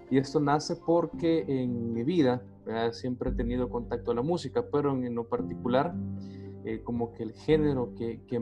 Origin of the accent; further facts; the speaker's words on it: El Salvador; Podemos decir que soy una persona, un salvadoreño del común